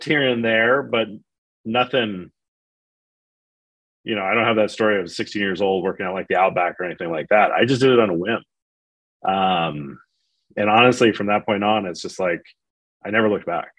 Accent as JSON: {"language": "English", "area": "the Bay Area", "region": "California", "country": "United States", "tie": "born or raised there", "moved": "yes", "lives_now": "Houston, United States", "said": "born and raised in California, the Bay Area."}